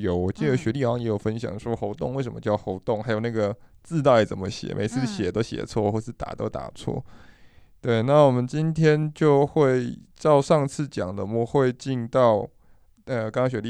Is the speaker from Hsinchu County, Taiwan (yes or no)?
yes; Wufeng, Hsinchu County, Taiwan; born there; 我出生于新竹五峰乡